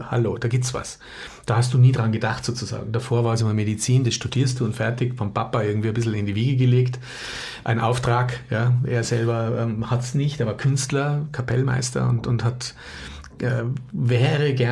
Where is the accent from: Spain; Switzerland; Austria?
Austria; Also ich komme aus Österreich und ähm, bin seit mh, hm, 25 Jahren mittlerweile in der sogenannten psychoneuroimmunologischen Forschung tätig